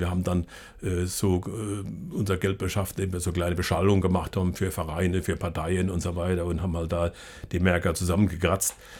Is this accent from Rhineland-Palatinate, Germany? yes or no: yes; Ludwigshafen / Palatinate region, Rhineland-Palatinate, Germany; in meiner Heimatregion hier.